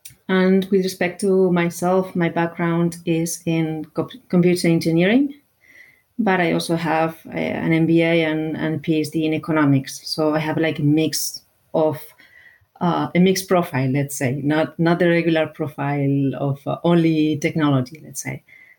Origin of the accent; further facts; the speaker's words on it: Basque Country, Spain; I am from the Basque Country.